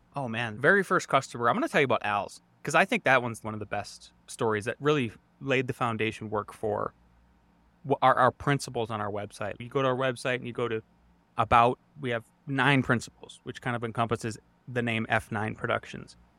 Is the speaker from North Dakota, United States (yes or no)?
yes; Northwest North Dakota, United States; moved away as an adult; also born or lived in Montana / Idaho; now in Colorado, United States; I grew up in Northwest North Dakota